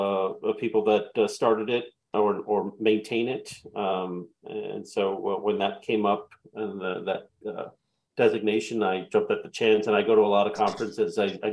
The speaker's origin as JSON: {"language": "English", "town": "Queens", "region": "New York", "country": "United States", "said": "And so since I'm from Queens, I collected Pete Alonso."}